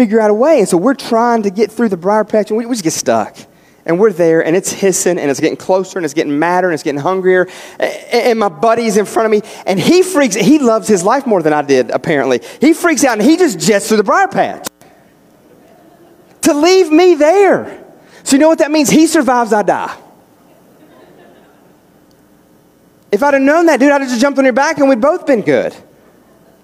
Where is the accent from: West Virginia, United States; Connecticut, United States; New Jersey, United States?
West Virginia, United States; we grew up in West Virginia. We're out in the country